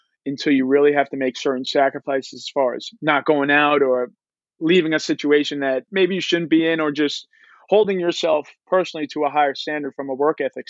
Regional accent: Long Island, New York, United States; I am from Long Island, played for a really good, credible program over here at St. Dominic's High School

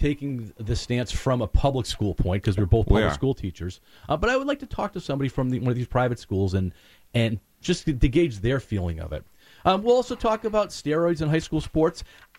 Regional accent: Berlin, New Hampshire, United States; moved away; also born or lived in Wolfeboro, New Hampshire; I'm originally from Berlin

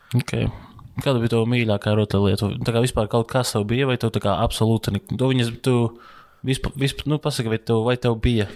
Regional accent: Latvia; Es esmu latvietis

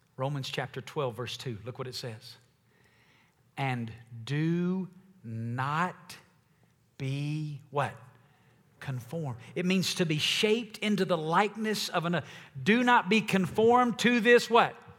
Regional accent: the Bible Belt, United States; I grew up in the white Bible Belt church

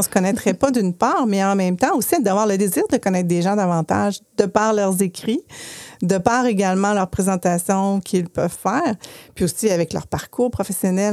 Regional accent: Chicoutimi, Quebec, Canada; now in Quebec City, Canada; je viens de Chicoutimi, mais j'habite bien Québec maintenant

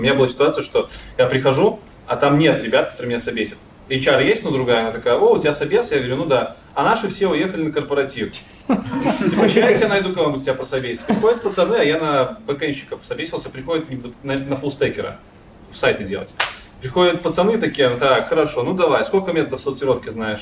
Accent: Belarus; в Беларуси, я из Беларуси

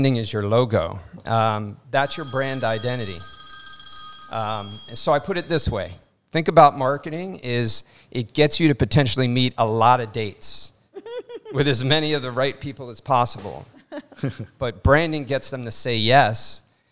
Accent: Miami, Florida, United States; also born or lived in Brooklyn; I'm a Miami boy. I grew up in Miami

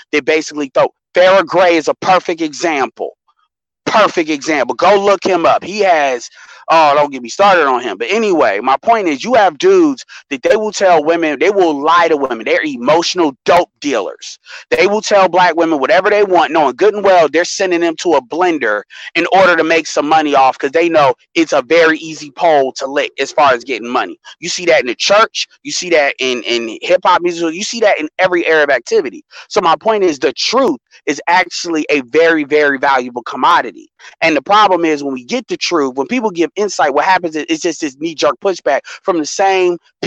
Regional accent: Chicago, Illinois, United States; I'm from Chicago

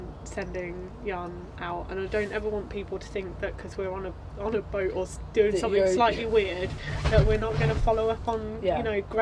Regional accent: Northampton, East Midlands, United Kingdom; I grew up in Northampton, and I met Marcus in Northampton

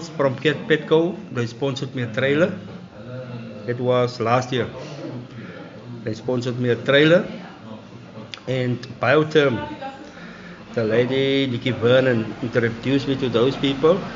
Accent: Genadendal, Western Cape, South Africa; I'm from Genade now

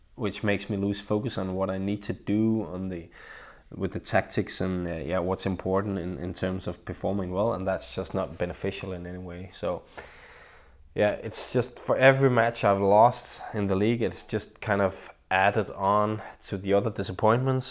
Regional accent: Vallensbæk, Capital Region of Denmark, Denmark; my hometown of Vallensbæk, where I live

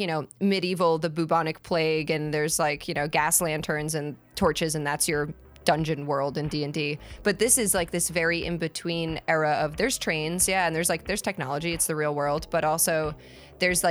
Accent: United States; as an American

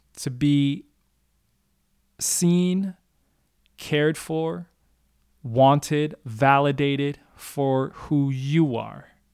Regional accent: Minnesota, United States; moved away as an adult; also born or lived in Hong Kong; a kid growing up in Minnesota, a Chinese, Cantonese, growing up on kung fu movies

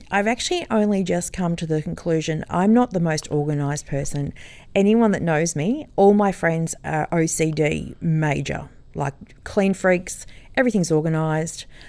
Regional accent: Sydney, New South Wales, Australia; moved away as an adult; also born or lived in Sutherland Shire, Sydney; now in Noosa North Shore, Australia; I grew up in Sydney and lived there and had two children

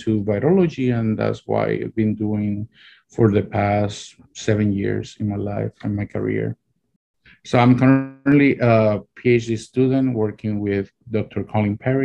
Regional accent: Puerto Rico; moved away as an adult; also born or lived in Rochester, New York; now in Ithaca, United States; I'm originally from Puerto Rico

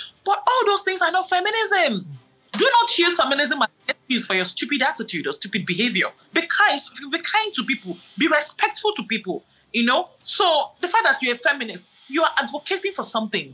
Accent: Nigeria; I'm a Nigerian

